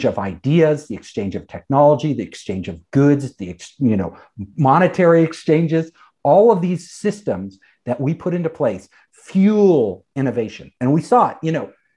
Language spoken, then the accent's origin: English; California, United States; I'm from California. You know, I'm a California native